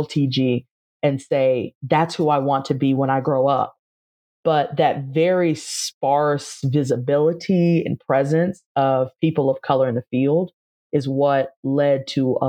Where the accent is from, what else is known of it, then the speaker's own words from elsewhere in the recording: Charles County, Southern Maryland, United States; moved away as an adult; also born or lived in Rome, Italy; I grew up in Charles County, Southern Maryland, a kind of suburban, rural area.